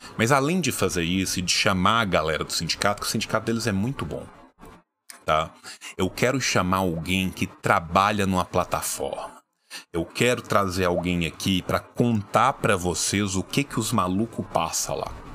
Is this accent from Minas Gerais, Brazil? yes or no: yes; interior of Minas Gerais, Brazil; Eu sou do interior de Minas